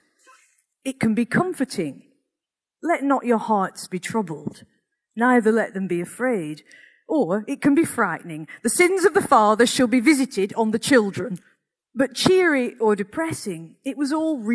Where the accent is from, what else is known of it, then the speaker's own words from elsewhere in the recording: Accrington, North West England, United Kingdom; growing up in Accrington in the 1960s and 70s